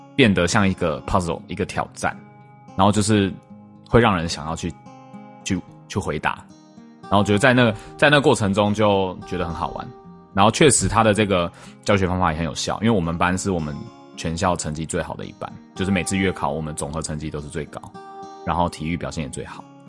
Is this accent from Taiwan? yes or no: yes; Taipei, Taiwan; 因为像我们是台北， 台北市长大的小孩嘛